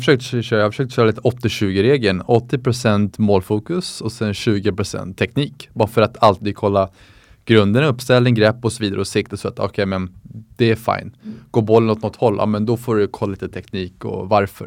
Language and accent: Swedish; Sweden; moved away as an adult; also born or lived in United States; som svensk